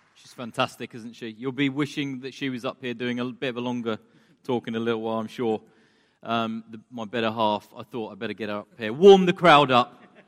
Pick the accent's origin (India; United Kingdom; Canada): United Kingdom; England; moved away as an adult; now in Istanbul, Turkey; as English people